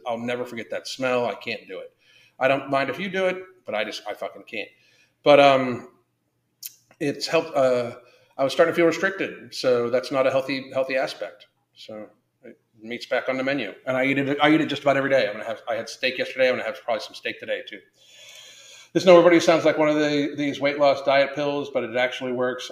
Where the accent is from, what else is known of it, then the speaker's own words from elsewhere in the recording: United States; as American people